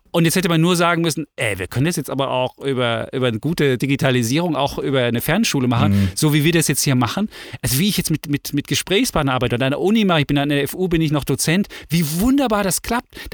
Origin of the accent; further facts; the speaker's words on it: East Germany, Germany; ich bin im Osten groß geworden und ich finde, Freiheit ist was Großes.